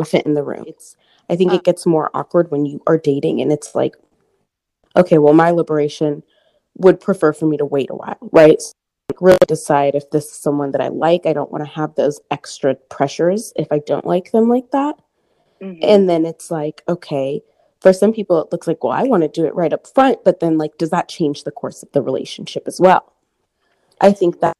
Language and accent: English; Portland, Oregon, United States; now in Houston, United States; I'm from Portland, Oregon area